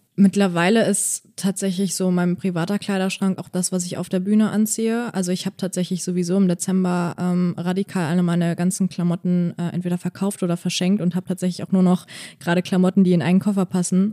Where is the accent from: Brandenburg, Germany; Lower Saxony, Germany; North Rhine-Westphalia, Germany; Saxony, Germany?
North Rhine-Westphalia, Germany; Bonn; moved away as an adult; now in Berlin, Germany; ich komme aus Bonn und habe da halt jetzt auch lange in einer WG gewohnt